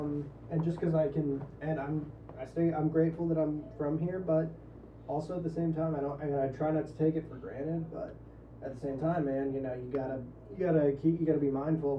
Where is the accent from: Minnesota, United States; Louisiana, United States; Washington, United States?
Louisiana, United States; I see myself as a Louisianian first, and then an American.